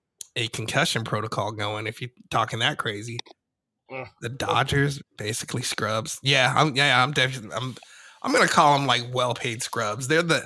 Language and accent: English; the West, United States; also born or lived in New York; I was born there, but I was raised out west.